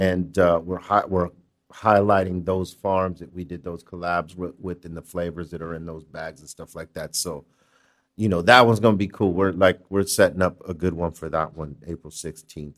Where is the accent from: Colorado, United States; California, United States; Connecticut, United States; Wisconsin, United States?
California, United States; Los Angeles; from L